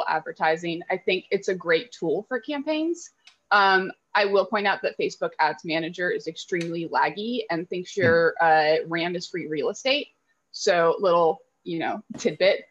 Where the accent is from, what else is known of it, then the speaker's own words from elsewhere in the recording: Lexington, Kentucky, United States; I grew up in Lexington, which is like the home of the University of Kentucky